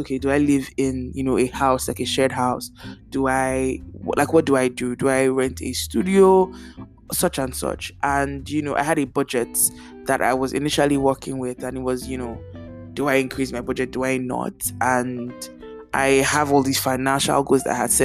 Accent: Nigeria; moved away; growing up in Nigeria, it's not like my house does not have rats

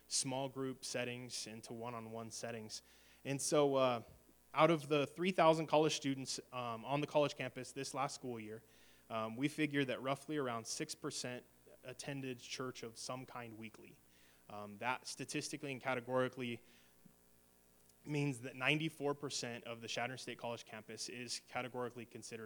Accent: Alliance, United States; moved away; come back to my hometown to speak in Alliance.

